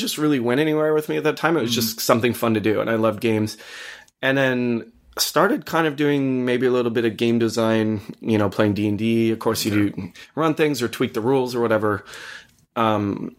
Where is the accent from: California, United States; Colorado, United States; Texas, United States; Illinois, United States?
Colorado, United States; Boulder; I grew up in Boulder, Colorado